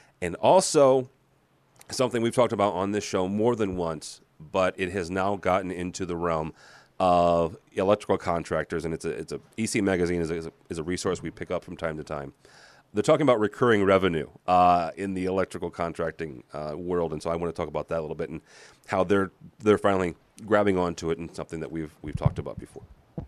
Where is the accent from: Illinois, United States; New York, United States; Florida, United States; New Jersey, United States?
Illinois, United States; I'm a cornflake, you know, being born and raised in Illinois.